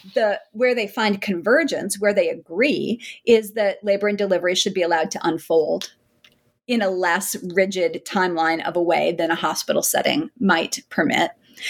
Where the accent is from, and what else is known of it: South Dakota, United States